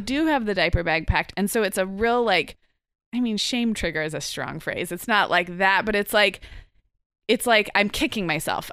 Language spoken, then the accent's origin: English; Santa Barbara, California, United States; my hometown of Santa Barbara